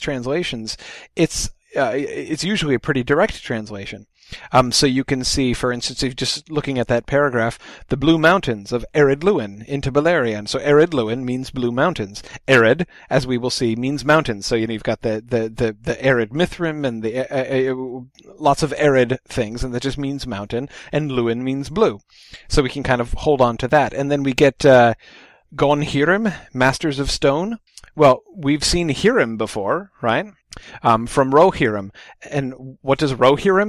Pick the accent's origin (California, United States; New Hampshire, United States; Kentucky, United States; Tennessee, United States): New Hampshire, United States; I'm from New Hampshire